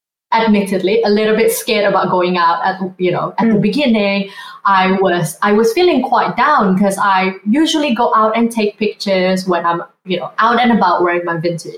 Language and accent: English; Indonesia; also born or lived in Sydney, Australia; now in London, United Kingdom; I grew up in Indonesia, growing up Asian as well